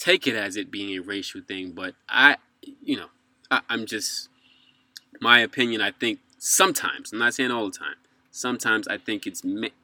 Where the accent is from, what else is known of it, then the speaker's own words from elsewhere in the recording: New York City, New York, United States; now in Japan; I'm from New York City